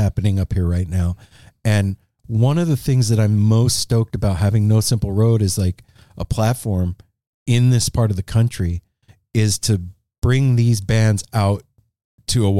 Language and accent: English; Las Vegas, Nevada, United States; moved away as an adult; now in Portland, United States; we're from Vegas originally. We moved up here 6 years ago